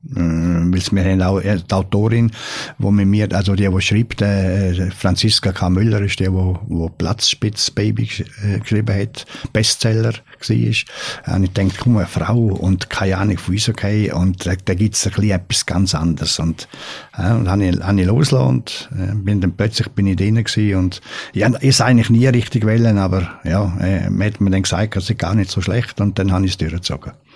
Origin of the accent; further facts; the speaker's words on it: Switzerland; vor allem nicht als Schweizer